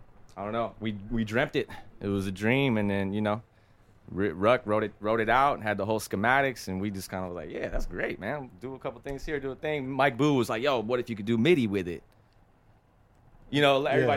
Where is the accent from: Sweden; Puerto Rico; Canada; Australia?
Puerto Rico; born there; they found out I was born in Puerto Rico